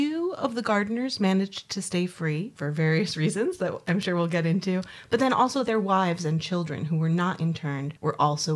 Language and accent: English; Boston, Massachusetts, United States; I'm a historian from Boston